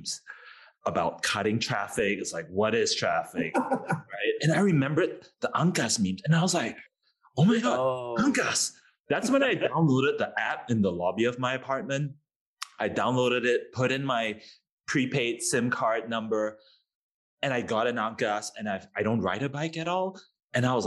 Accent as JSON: {"language": "English", "country": "Singapore", "said": "being Singaporean"}